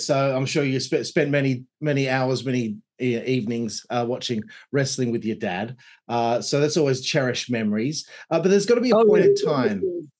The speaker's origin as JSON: {"language": "English", "country": "Australia"}